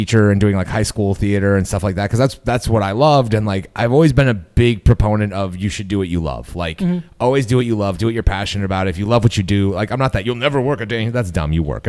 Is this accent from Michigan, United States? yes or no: yes; West Michigan, United States; I'm from West Michigan.